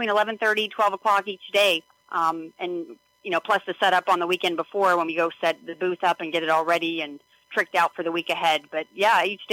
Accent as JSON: {"language": "English", "town": "McKeesport", "region": "Pennsylvania", "country": "United States", "tie": "born or raised there", "said": "I grew up in McKeesport, and I was in the marching band at McKeesport High School"}